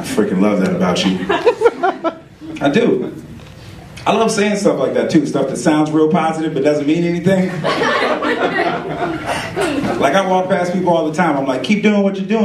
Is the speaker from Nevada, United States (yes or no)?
no; Oakland, California, United States; also born or lived in Chico; I grew up in Oakland, which has a stereotype of being a rough place.